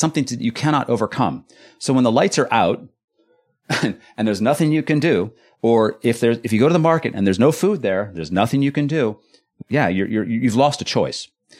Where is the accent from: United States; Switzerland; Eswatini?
United States; California; now in Netherlands; I was born and raised in California.